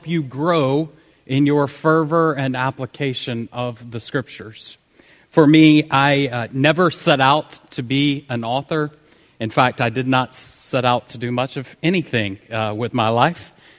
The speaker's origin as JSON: {"language": "English", "region": "the South", "country": "United States", "accent": "southern", "said": "I tried to tone down my southern accent"}